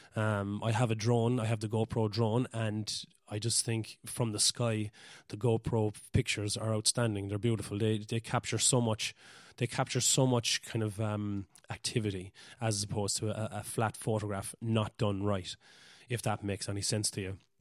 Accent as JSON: {"language": "English", "area": "West Cork", "region": "Munster", "country": "Ireland", "said": "I'm from West Cork in Ireland"}